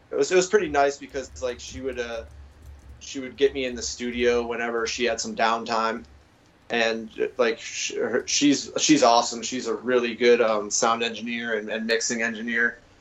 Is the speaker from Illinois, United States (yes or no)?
no; Massachusetts, United States; moved away; also born or lived in Phoenix, Arizona / Tacoma, Washington; I'm originally from Massachusetts